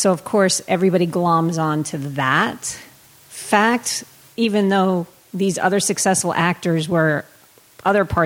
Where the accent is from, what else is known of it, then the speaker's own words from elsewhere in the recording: Somerset, Massachusetts, United States; moved away as an adult; also born or lived in Worcester, Massachusetts; now in Los Angeles, United States; I'm from Somerset